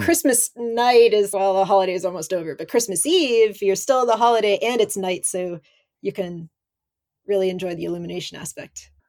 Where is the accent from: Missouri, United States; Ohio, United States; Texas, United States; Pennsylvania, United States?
Pennsylvania, United States; northern; moved away as an adult; now in Japan; I grew up in America, but I was in the northern Pennsylvania